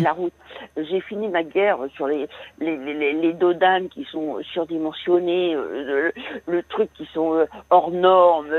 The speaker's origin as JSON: {"language": "French", "region": "Brittany", "country": "France", "moved": "yes", "said": "je suis originaire de Bretagne"}